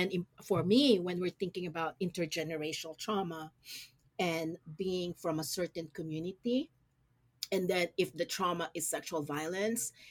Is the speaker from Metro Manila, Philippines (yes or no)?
no; Olongapo, Central Luzon, Philippines; moved away; especially me, who grew up in Olongapo City